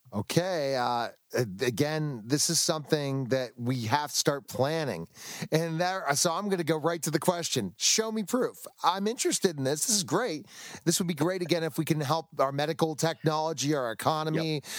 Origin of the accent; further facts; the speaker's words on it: United States; I'm an American